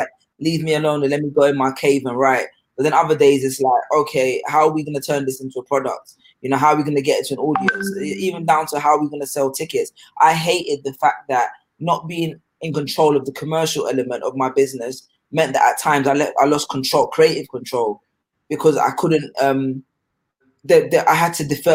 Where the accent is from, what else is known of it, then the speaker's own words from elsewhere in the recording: London, United Kingdom; also born or lived in Ghana / Sheffield; I grew up in London. My family's originally from Ghana, but most of my although I spent time in Ghana when I was younger, most of my identity has been shaped by my time in London, particularly North London, Wood Green